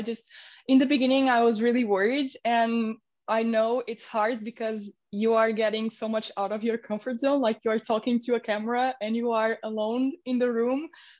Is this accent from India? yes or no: yes; India; moved away; because I came from India and I started my Instagram page